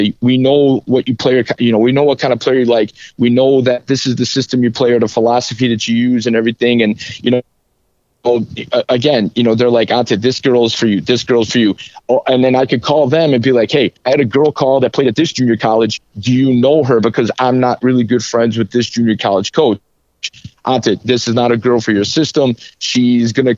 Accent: Chicago, Illinois, United States; also born or lived in Arizona / New Jersey / Croatia; I'm a born and raised Southsider, full Chicago blood

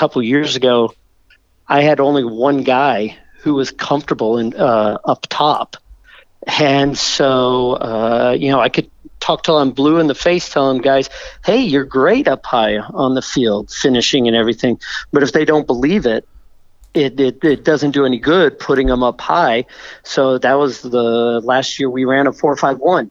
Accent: Corpus Christi, Texas, United States; now in Austin, United States; I grew up in Corpus Christi, Texas, South Texas

